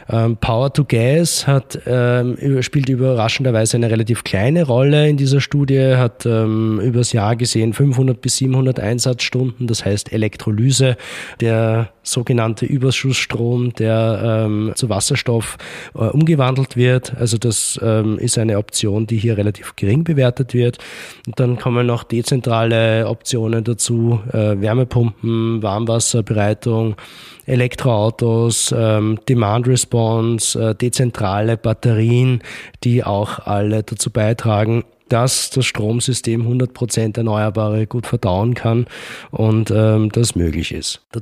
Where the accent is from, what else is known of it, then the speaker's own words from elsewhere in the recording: Ebensee, Upper Austria, Austria; Dort, wo ich herkomme, in Ebensee, hat sich die Energie AG jetzt gerade dazu entschlossen, ein, ich glaube, 170 MW oder waren es 270 MW Pumpspeicher Kraftwerk zu bauen.